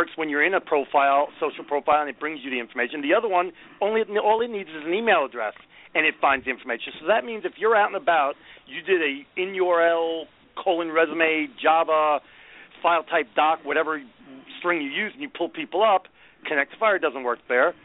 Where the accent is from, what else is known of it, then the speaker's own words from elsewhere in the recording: New York, United States; I spent most of my life in New York